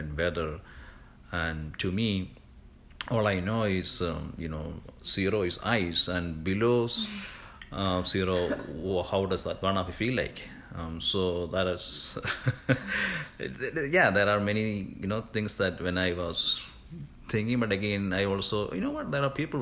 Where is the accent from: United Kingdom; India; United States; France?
India; also born or lived in Singapore; now in Canada; I'm originally from India, but before coming to Canada, I was already a landed immigrant in Singapore.